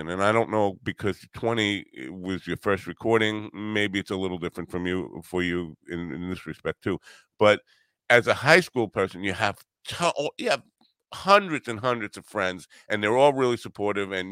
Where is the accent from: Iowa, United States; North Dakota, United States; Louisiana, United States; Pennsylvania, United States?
Iowa, United States; and I'm maybe in growing up in Iowa, it's different than the experience